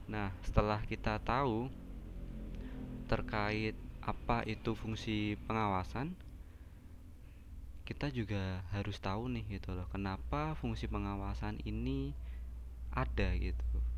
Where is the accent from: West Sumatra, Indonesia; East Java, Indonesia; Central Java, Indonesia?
Central Java, Indonesia; Semarang; saya asli Semarang